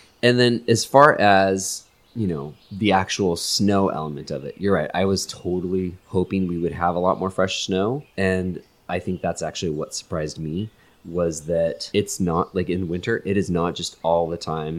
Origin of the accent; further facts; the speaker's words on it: Washington, United States; now in Florida, United States; growing up in Washington State and then going someplace that is meant for winter, like Maine.